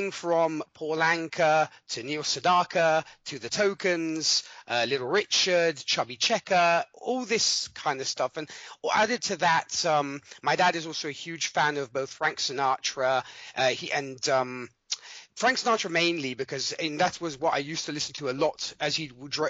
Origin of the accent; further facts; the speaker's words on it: Milan, Lombardy, Italy; I'm I'm from Milan, Italy. I was born and raised here, though my accent might say different. Uh, but but yes, I was I was born and raised over here in Italy. I uh, lived here all my life.